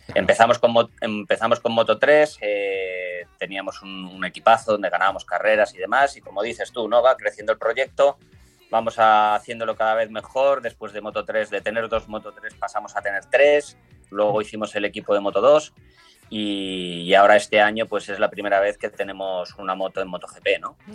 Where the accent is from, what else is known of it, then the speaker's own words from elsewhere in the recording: Spain; accent: Spanish; now in Italy; mi acento español aquí en, Italia